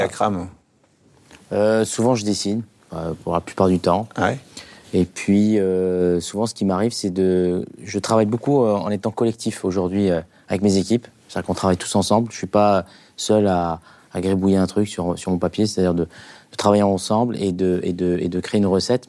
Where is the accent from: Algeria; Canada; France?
Algeria; moved away; J'ai grandi en Algérie